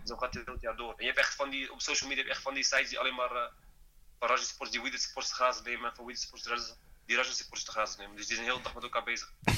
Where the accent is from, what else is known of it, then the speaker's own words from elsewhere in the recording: Netherlands; moved away as an adult; also born or lived in northern Morocco (family region); now in Rabat, Morocco; ik ben wel Nederlander, maar ik ben ook Marokkaan